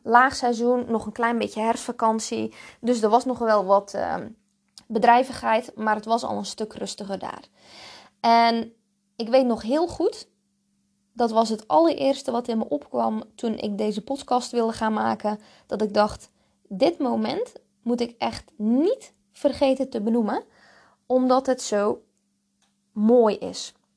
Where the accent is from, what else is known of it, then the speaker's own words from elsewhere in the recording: Zeelandic Flanders, Netherlands; accent: rolling R and hard G; moved away as an adult; also born or lived in Breda, Netherlands; now in Ibiza, Spain; ik ben dus geboren en getogen in Zeeuws-Vlaanderen. En daar komt die lekkere rollende R en die harde G vandaan.